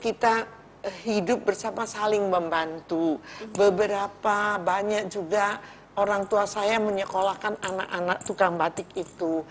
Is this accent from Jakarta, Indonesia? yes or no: no; Cirebon, West Java, Indonesia; saya lahir di kota Cirebon. Iya. Saya besar di kota Cirebon